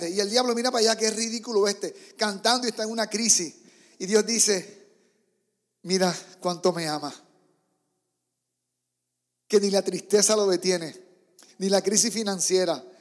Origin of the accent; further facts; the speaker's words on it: Puerto Rico; moved away; Entonces vengo de Puerto Rico, donde en las iglesias hay tantos músicos. Tú mueves una piedra y de ahí salen músicos.